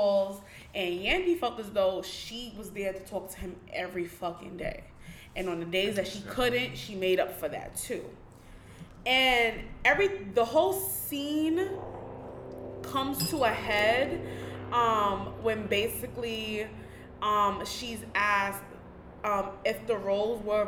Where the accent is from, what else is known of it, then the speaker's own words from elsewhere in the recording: New York City, New York, United States; I'm from Harlem